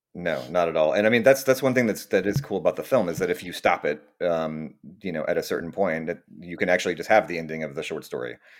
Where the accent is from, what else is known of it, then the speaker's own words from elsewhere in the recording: Austin, Texas, United States; moved away as an adult; also born or lived in New York / California; now I'm back in, uh, Austin, Texas, my, my hometown